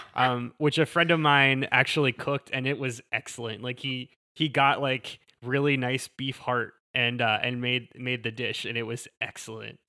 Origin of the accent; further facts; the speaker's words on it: Southwest Pennsylvania, United States; moved away; born and raised in South, Southwest Pennsylvania